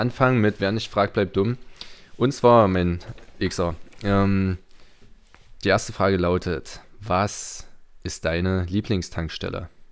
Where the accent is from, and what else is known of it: Torgau, Saxony, Germany; born or raised there